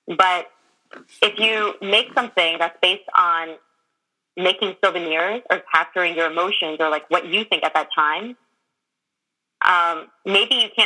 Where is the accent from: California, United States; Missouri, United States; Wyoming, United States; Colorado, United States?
California, United States; growing up in California